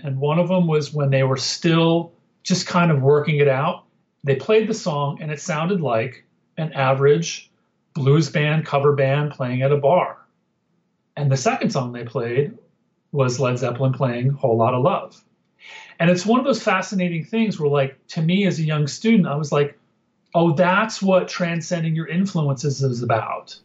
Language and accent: English; Northwest New Jersey, United States; I grew up in Northwest Jersey outside of Manhattan.